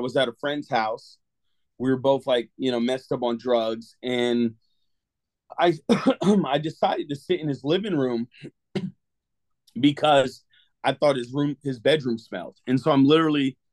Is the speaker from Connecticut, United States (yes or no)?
yes; Connecticut, United States; now in Clearwater, United States; I was born and raised in Connecticut.